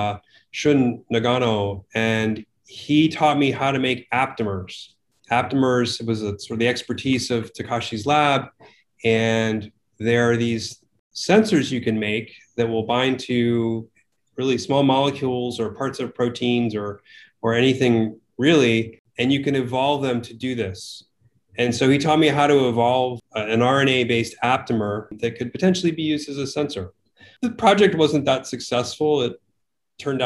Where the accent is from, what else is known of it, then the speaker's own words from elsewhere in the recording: Connecticut, United States; I grew up in Connecticut, and my home was serviced by mostly nuclear power